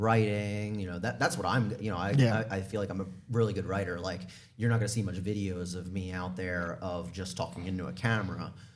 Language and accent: English; Southern New Jersey, United States; Remember, I'm a Jersey boy. Yes, I am an Eagles fan. I'm from Southern New Jersey